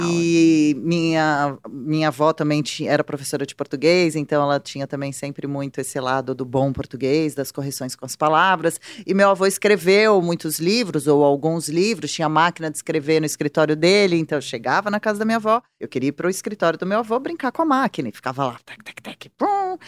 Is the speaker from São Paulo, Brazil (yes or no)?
yes; São Paulo, Brazil; eu sou jornalista, eu tenho 42 anos, sou de São Paulo